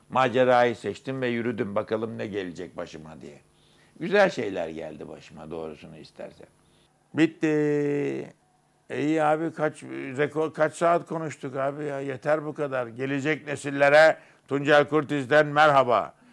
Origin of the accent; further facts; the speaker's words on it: Kırıkkale, Turkey; also born or lived in İzmit; 1936'nın 1 Şubat'ında İzmit'in Bahçecik nahiyesinde doğdum, doğmuşum diyelim, doğdum diyemem, doğmuşum. Kırıkkale'de çocuklarla su satarken babamın, annemin bana giydirdiği yeni ceketi ve şapkamı bir yere atmışım.